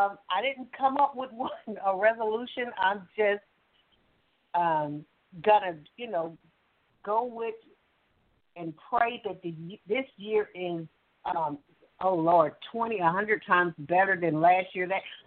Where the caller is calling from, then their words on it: Alabama, United States; calling from Alabama.